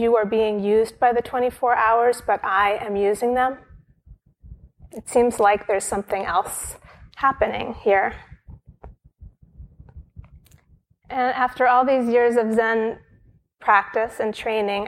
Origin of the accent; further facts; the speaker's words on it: Brooklyn, New York, United States; moved away as an adult; now in near the monastery, United States; Brooklyn is my hometown. I spent the first 17 years of my life here